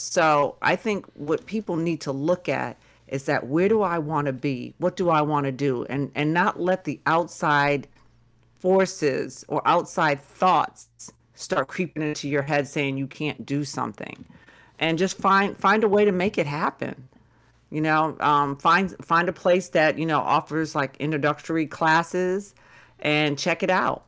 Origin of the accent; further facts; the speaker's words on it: Massachusetts, United States; moved away; another part of Massachusetts, s-, closer to my hometown